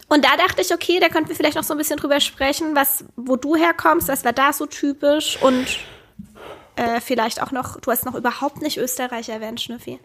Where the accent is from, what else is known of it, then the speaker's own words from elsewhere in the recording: Black Forest, Baden-Württemberg, Germany; Klar hat dort meine Kindheit stattgefunden